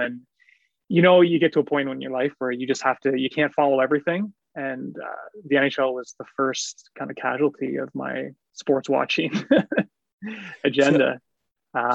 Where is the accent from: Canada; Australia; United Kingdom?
Canada; I am Canadian